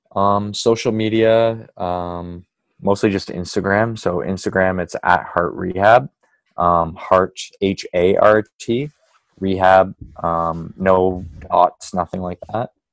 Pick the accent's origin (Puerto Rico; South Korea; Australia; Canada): Canada; Kingston, Ontario; now in Toronto, Canada; I'm from Kingston